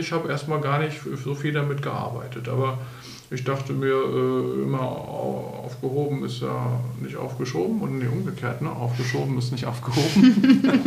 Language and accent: German; Bremen, Germany; now in Berlin, Germany; in Bremen, in meiner Heimatstadt